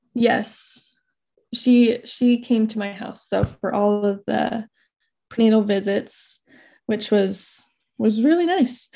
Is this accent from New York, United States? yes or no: no; Idaho, United States; I'm from Idaho. I currently live in North Idaho.